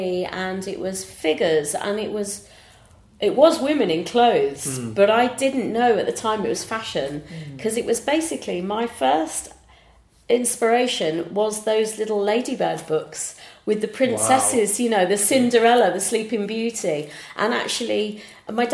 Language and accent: English; Bromsgrove, West Midlands, United Kingdom; I'm from Bromsgrove in Worcestershire.